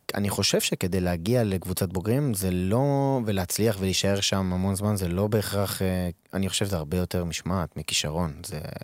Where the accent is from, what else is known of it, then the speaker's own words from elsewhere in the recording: Israel; moved away as an adult; now in Odesa, Ukraine; אנחנו גדלנו בארץ